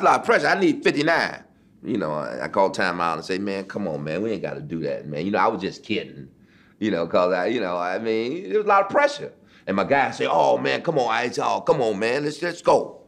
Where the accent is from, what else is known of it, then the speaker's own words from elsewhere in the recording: Detroit, Michigan, United States; Detroit, my hometown, at the Cobo. You know, that's where I played my high school uh, championship games